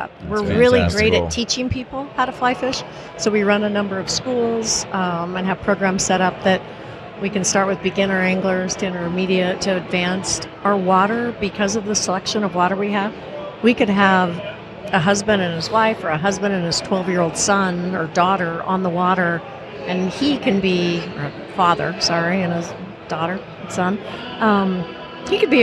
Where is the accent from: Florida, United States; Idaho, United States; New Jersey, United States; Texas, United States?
Idaho, United States; now in California, United States; I grew up fishing in Idaho on the Clearwater River